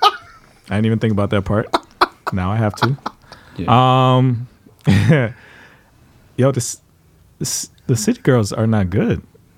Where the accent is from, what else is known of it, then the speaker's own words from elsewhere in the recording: Miami, Florida, United States; I'm from Miami, I understand the style.